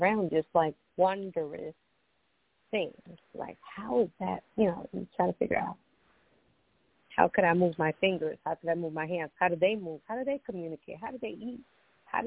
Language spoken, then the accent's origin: English; Costa Rica; moved away; growing up, I grew up in my country. I'm from Costa Rica. So I grew up there